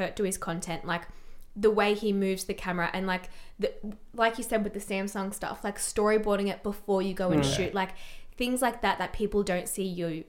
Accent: Australia; I always say I'm a Greek woman stuck in an Australian girl's body. Like I'm a grandmother, you know, but I'm so Australian, it hurts.

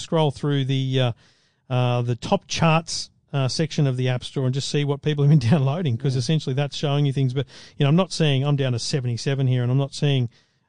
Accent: Australia

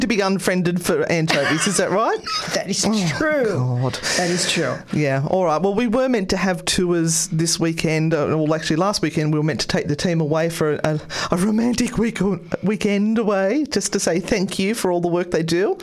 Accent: Australia; I'm Australian

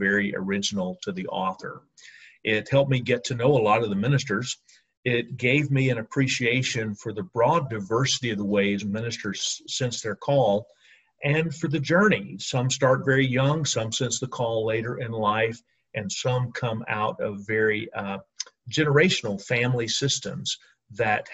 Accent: Alabama, United States; now in Atlanta, United States; my home state of Alabama

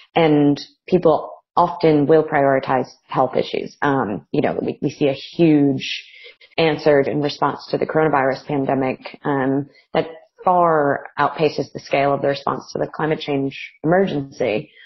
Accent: United States; now in Melbourne, Australia; I'm from America originally

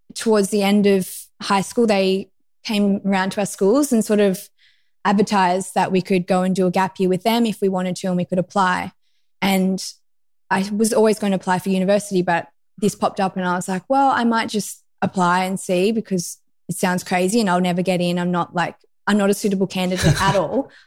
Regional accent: Lennox Head, New South Wales, Australia; I grew up in Lennox Head, which is northern New South Wales, very close to Byron Bay

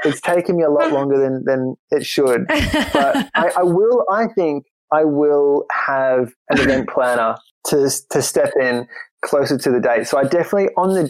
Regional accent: Queensland, Australia; now in Ireland; a place that was our kind of go-to holiday destination growing up in Queensland. Issue is, being in Ireland

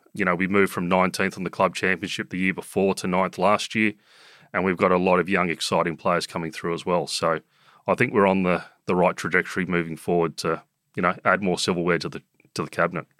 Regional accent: Sydney, New South Wales, Australia; I grew up in South Coogee, now in Randwick

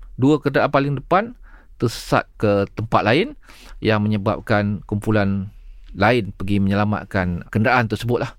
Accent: Malaysia; kita sebagai rakyat Malaysia

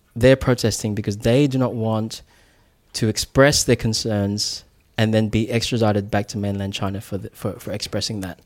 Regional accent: New Zealand; now in Australia; I'm I'm a New Zealander, mm. but I I mean I'm calling Australia home

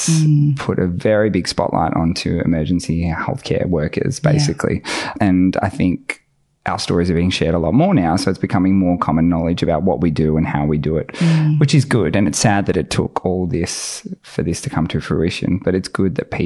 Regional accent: Moe, Victoria, Australia; moved away as an adult; Born and bred in Mowi, I lived there for 18 years of my life.

